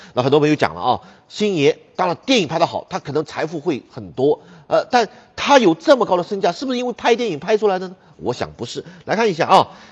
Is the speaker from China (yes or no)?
yes; China; 我们中国人